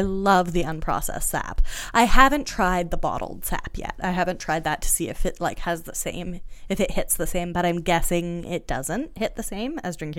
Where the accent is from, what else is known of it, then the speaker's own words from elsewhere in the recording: New England, United States; also born or lived in Canada; I grew up in New England and in Canada. I have lived my whole life in maple syrup country.